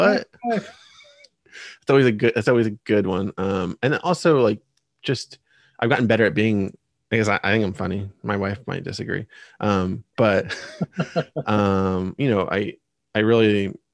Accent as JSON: {"language": "English", "region": "Pennsylvania", "country": "United States", "tie": "born or raised there"}